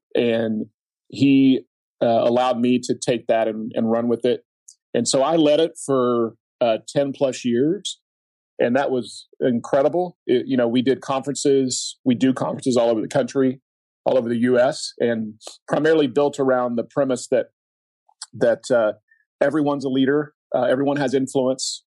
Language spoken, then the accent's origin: English; Oklahoma, United States; I grew up in Oklahoma